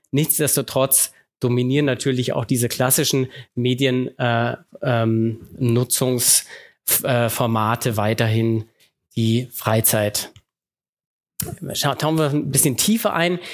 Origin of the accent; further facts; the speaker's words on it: Germany; bei uns in Deutschland